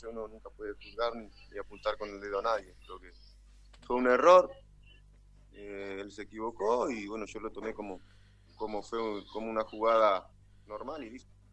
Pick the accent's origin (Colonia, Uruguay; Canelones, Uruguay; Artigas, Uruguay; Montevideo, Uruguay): Artigas, Uruguay; En mi ciudad natal, Artigas, capital, al norte del país